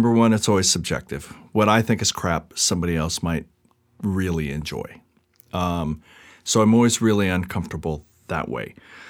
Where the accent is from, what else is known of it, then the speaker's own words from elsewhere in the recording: Seattle, Washington, United States; I came from Seattle. I wanted to be around more action.